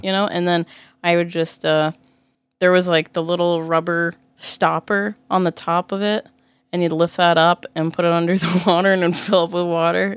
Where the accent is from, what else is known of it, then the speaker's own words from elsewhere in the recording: Massachusetts, United States; I grew up in Massachusetts and I was taught to fear guns.